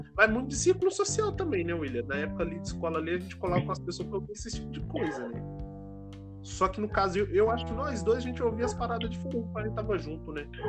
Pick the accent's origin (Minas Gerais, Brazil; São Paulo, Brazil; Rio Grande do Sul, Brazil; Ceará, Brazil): Minas Gerais, Brazil; moved away; eu sou mineiro, então fala biscoito